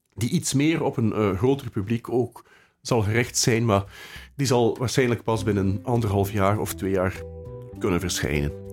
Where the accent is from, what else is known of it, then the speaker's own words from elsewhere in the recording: Bruges, Flanders, Belgium; now in Ghent, Belgium; Ik ben, eh, geboren in de, in de Lanen, eh, vlakbij het zand, in het centrum, eh, van Brugge.